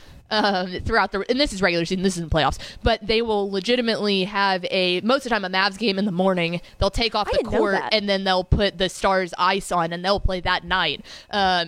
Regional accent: Llano, Texas, United States; Growing up in Lano

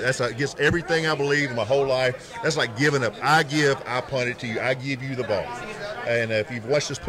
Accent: Arkansas, United States; I'm from Arkansas

